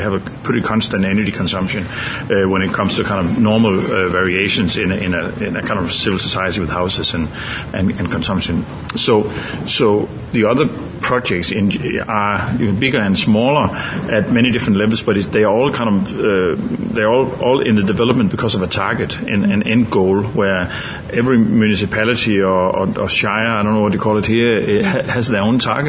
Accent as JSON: {"language": "English", "country": "Denmark", "said": "I'm from Denmark, as you said, and Denmark is a green country in many ways also. So I'm from a community in Denmark"}